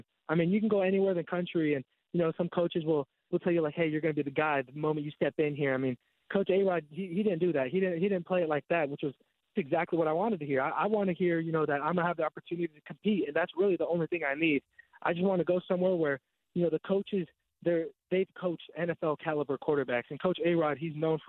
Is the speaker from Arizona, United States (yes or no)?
yes; Tucson, Arizona, United States; moved away as an adult; also born or lived in Michigan; now in Provo, United States; I am originally from Tucson, Arizona